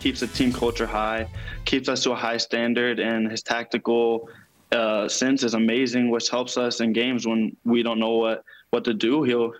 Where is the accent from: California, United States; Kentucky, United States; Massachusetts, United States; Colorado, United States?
Kentucky, United States; Louisville; I'm from Louisville